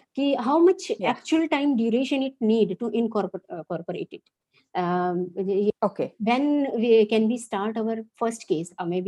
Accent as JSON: {"language": "English", "region": "Haryana", "country": "India", "said": "I'm from Haryana state. I'm practicing in Faridabad."}